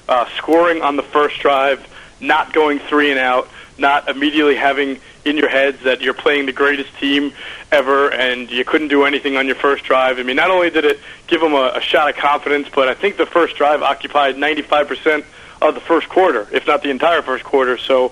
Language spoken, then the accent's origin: English; New York, United States; I grew up in New York.